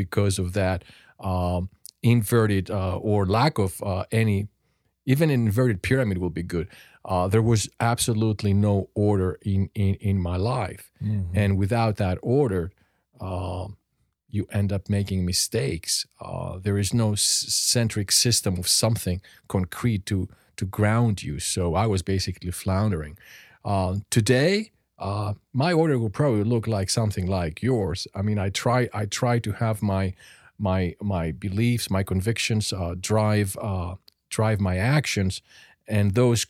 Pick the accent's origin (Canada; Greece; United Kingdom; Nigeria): Greece; I was born and brought up in Greece.